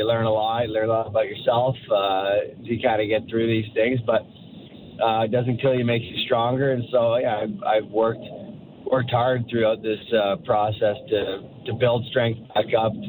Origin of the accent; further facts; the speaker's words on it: Toronto, Ontario, Canada; I grew up in the Toronto area